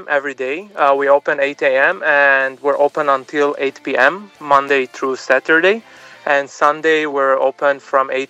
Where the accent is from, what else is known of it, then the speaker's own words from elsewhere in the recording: Bourj Hammoud, Mount Lebanon, Lebanon; now in Los Angeles, United States; نحن من لبنان اصلنا من لبنان بيروت رش حمود وصارنا من سنين بامريكا بلوس انجلوس